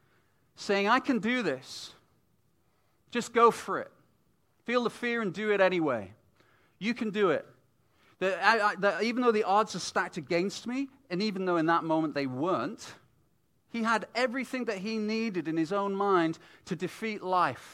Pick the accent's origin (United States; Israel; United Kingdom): United Kingdom; moved away as an adult; also born or lived in Vancouver, Canada; as a British family coming into Canada